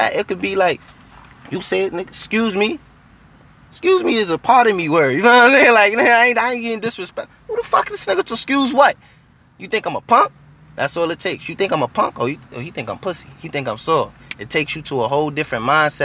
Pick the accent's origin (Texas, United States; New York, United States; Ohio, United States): New York, United States; I'm from New York, Harlem, New York. Uptown, Lenox Ave, 38th and Lenox